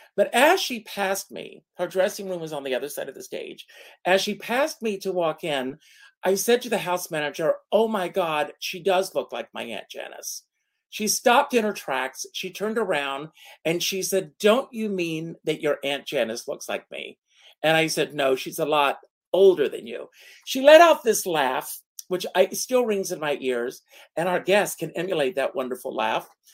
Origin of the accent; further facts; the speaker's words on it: Myrtle Beach, South Carolina, United States; also born or lived in Rockland County, New York; now in New York, United States; my hometown of Myrtle Beach, South Carolina